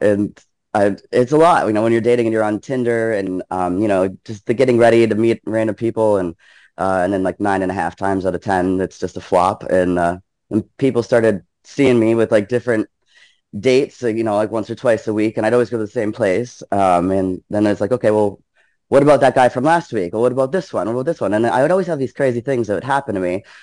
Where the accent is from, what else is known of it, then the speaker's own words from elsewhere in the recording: Canada; moved away; I grew up in Canada, actually.